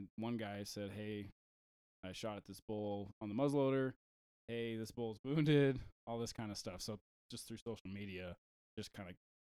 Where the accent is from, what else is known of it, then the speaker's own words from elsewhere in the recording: Oregon, United States; now in Utah, United States; I moved here from Oregon about 7 years ago, and I got hired with Sandy City Fire Department.